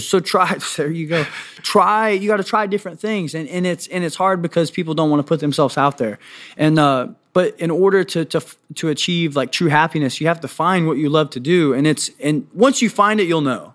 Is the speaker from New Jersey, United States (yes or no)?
no; Washington, D.C. area, Northern Virginia, United States; now in Kansas City, United States; I'm from Northern Virginia, Washington, D C area